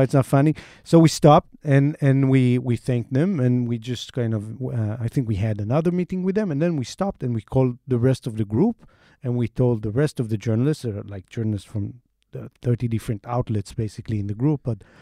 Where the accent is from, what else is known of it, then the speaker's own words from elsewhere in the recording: Israel; accent: Israeli; my Israeli accent